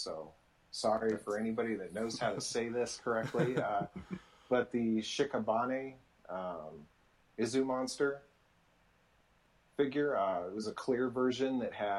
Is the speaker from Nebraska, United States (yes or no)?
yes; Nebraska, United States; I grew up in Nebraska, so as I wasn't a farm boy